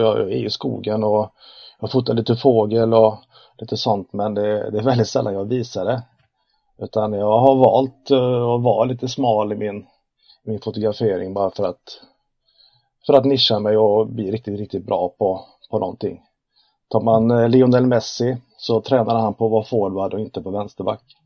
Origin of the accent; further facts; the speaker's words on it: Uddevalla, Västra Götaland, Sweden; född och uppvuxen i Uddevalla, eh, i Bohuslän, mitten, hjärtat av Bohuslän kan man kalla.